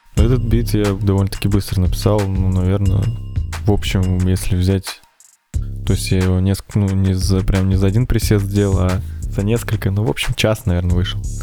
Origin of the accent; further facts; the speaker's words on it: Ufa, Bashkortostan, Russia; я тоже из Уфы, как и Макс